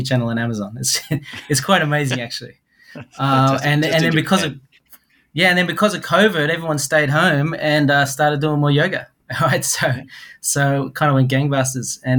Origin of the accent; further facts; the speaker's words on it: Sydney, New South Wales, Australia; moved away as an adult; also born or lived in Osaka, Japan / Tokyo, Japan; now in Japan; I'm originally from Sydney